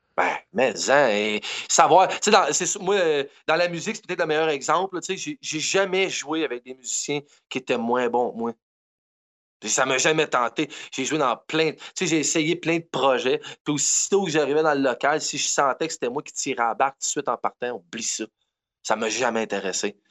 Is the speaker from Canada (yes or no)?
yes; Quebec, Canada